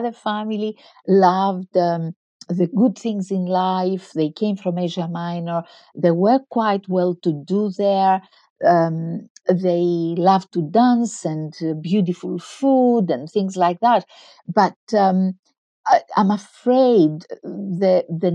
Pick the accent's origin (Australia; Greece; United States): Greece; Crete; In a tiny village on the island of Crete, in the middle of the island of Crete